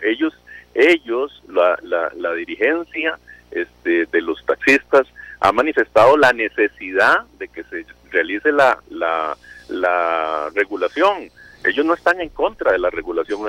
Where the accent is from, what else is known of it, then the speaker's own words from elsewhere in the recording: Costa Rica; Todos somos costarricenses